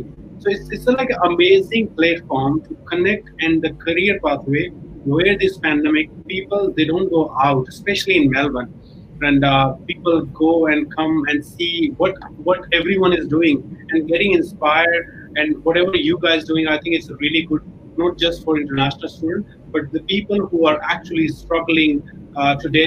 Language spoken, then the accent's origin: English; New Delhi, Delhi, India; English is a second language; moved away as an adult; now in Australia; I came from India, New Delhi, and I did not study English medium school. I was studying in Hindi medium school